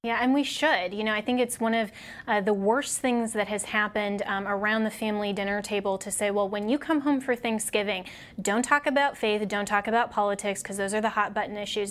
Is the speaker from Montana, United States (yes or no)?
no; Colorado, United States; my home state of Colorado